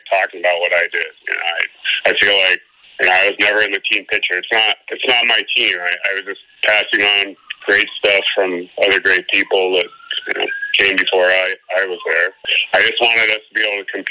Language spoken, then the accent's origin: English; Seattle, Washington, United States; I grew up in Seattle